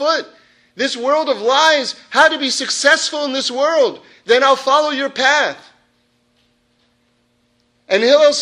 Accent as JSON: {"language": "English", "town": "New York City", "region": "New York", "country": "United States", "tie": "born or raised there", "said": "I grew up in New York City"}